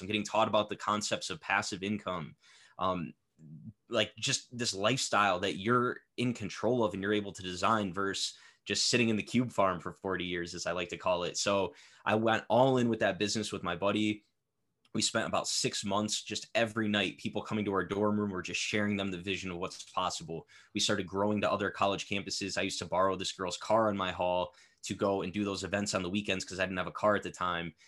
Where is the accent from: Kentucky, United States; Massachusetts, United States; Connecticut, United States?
Connecticut, United States; I'm from Connecticut